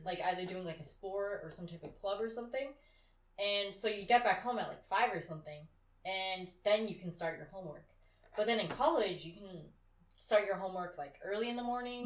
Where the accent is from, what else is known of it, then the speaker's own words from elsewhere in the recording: California, United States; moved away; me and some other girls who are also from California.